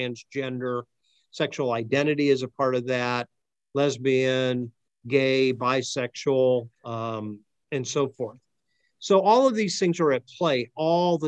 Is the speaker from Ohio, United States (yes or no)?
yes; Akron, Ohio, United States; I'm from Akron